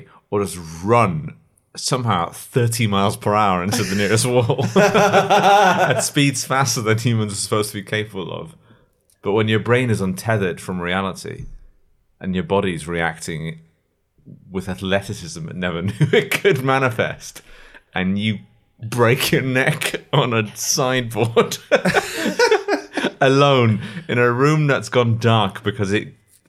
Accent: Ireland; As an Irishman, the plural of whiskey is whiskey.

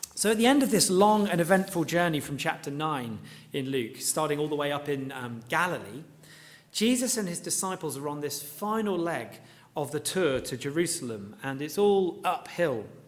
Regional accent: Luton, East of England, United Kingdom; seeing, um, you know, my hometown laid out before me.

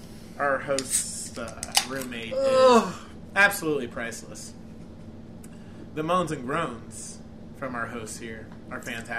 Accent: Ireland; Personally, I love both of those Disney movies, but that's because I'm Irish.

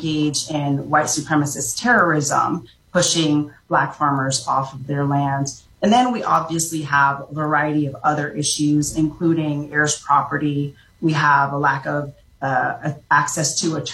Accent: Orlando, Florida, United States; also born or lived in Jamaica; I grew up in Orlando, Florida

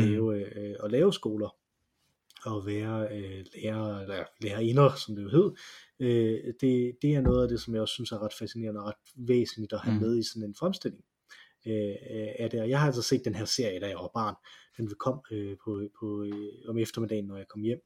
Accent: Silkeborg, Central Denmark Region, Denmark; Jeg gik i sin tid, øh, fordi jeg var fra Silkeborg.

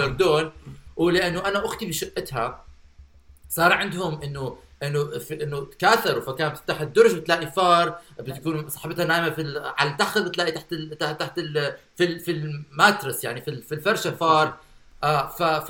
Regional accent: Baghdad, Baghdad Governorate, Iraq; وانا صغير انا كبرت ببغداد

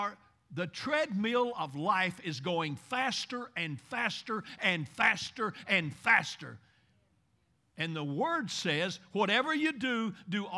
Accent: Bowling Green, Kentucky, United States; I'm from Bowling Green, Kentucky.

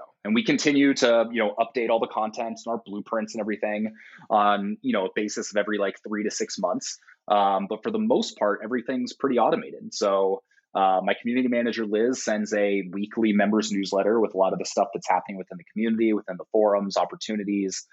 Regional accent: Portland, United States; in my hometown of Portland

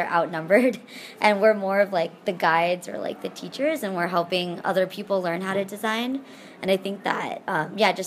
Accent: Texas, United States; moved away as an adult; also born or lived in Pittsburgh / San Francisco; I grew up in Texas in the United States

